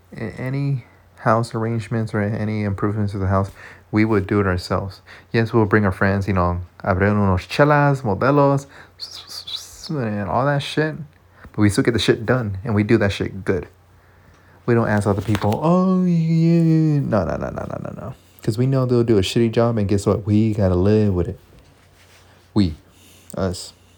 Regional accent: United States; we're born from the United States

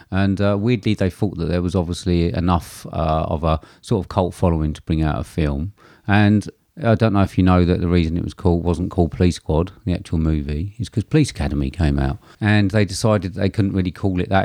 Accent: United Kingdom; I'm British

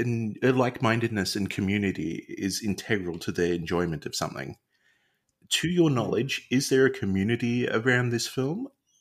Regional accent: Australia; as an Australian

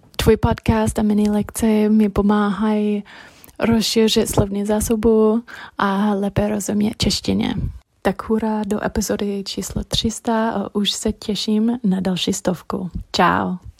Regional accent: United States; Czech is a second language; now in Czech Republic; z Ameriky. Učím se česky, protože bydlím v Česku

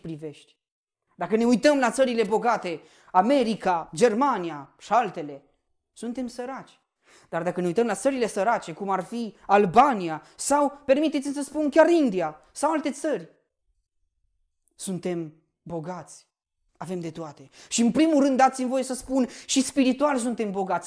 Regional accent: Romania; noi ca și români suntem binecuvântați

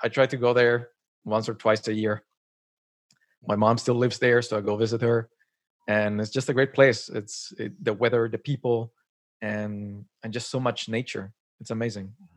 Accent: Colombia; moved away as an adult; now in Canada; I was born and raised in Colombia, and then moved to Canada. It's been, like, ten years I'm here

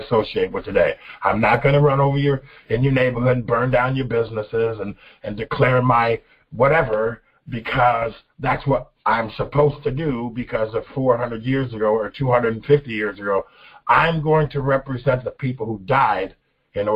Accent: United States; I am not an African American, I'm an American

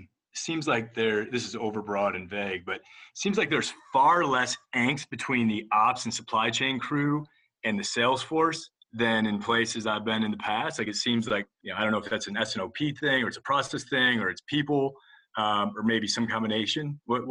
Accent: Ohio, United States; I am from the Midwest, from a couple states over in Ohio

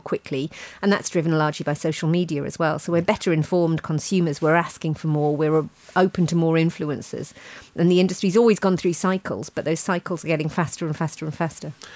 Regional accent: Ealing, London, United Kingdom; my hometown of, of Ealing

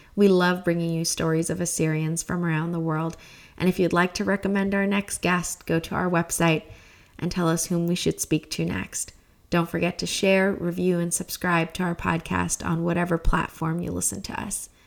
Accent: Turlock, California, United States; my hometown of Turlock, California

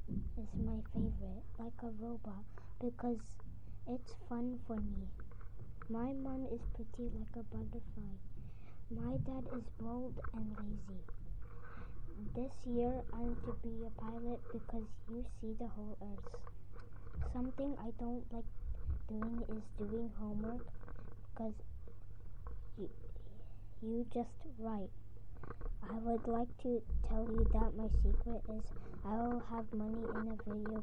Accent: Qatar; 8 years old. I speak two languages, Filipino and English. I was born in Qatar.

